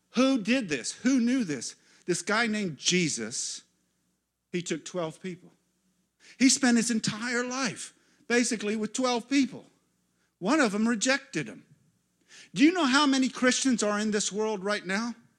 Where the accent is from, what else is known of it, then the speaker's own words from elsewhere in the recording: United States; as an American pastor.